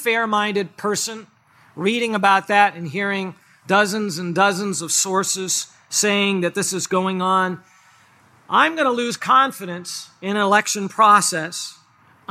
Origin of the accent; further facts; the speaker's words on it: United States; As an American